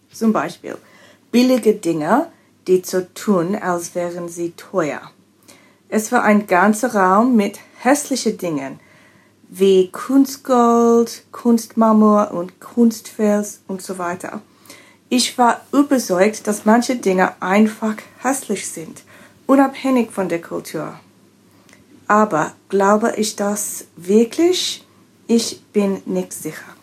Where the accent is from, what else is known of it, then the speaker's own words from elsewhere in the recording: Australia; German is a second language; now in Berlin, Germany; ich komme aus Australien und ich lerne Deutsch.